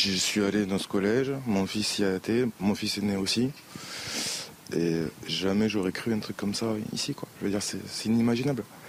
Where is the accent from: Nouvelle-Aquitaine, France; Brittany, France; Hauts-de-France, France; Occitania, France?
Nouvelle-Aquitaine, France; Tonneins; je suis donc natif de Tonens